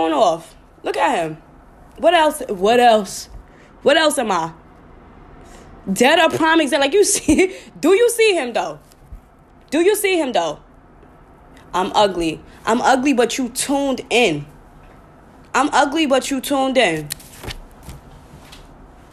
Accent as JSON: {"language": "English", "region": "New York", "country": "United States", "said": "I'm from New York"}